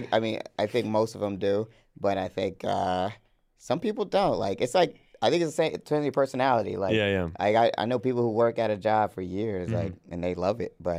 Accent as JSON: {"language": "English", "region": "Georgia", "country": "United States", "said": "I'm from Georgia."}